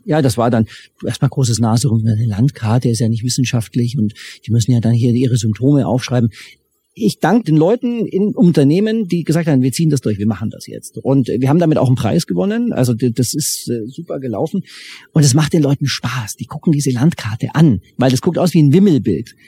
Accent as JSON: {"language": "German", "country": "Germany", "said": "ich als Deutscher"}